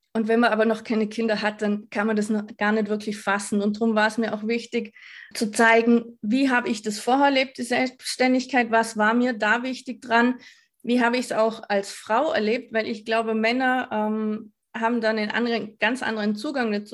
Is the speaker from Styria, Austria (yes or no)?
no; Vorarlberg, Austria; Ich komme aus Vorarlberg, also Westösterreich